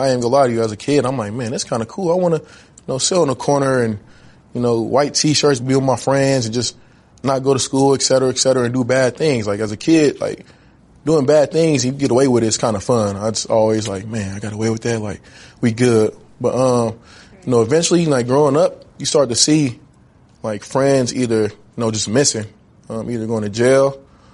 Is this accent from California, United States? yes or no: yes; Richmond, California, United States; also born or lived in Oakland, California; growing up in Oakland and Richmond